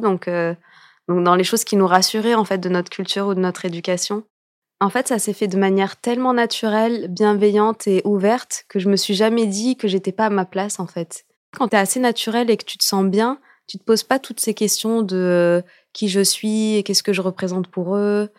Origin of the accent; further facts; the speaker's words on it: France; also born or lived in Morocco (ancestry) / United States; je suis française, je suis née en France, mais j'ai des origines aussi marocaines